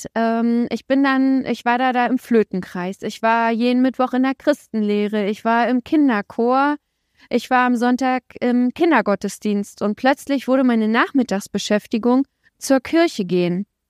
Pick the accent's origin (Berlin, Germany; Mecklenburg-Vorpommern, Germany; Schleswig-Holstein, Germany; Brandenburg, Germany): Brandenburg, Germany; Templin; Ich bin in Templin geboren, das ist so eine Kleinstadt in der Uckermark in Brandenburg